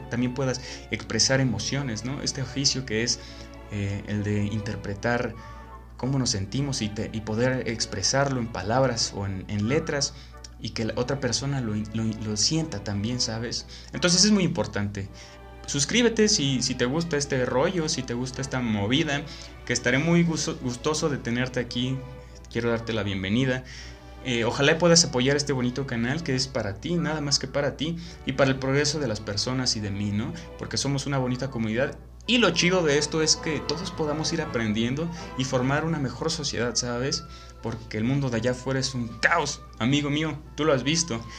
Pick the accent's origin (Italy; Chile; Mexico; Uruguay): Mexico; bueno, yo soy de México y mi sociedad lee muy poquito, la verdad.